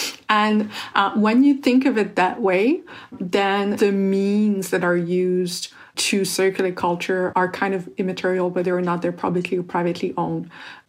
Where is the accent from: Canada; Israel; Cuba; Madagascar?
Canada; Quebec City, Quebec; I grew up in Quebec City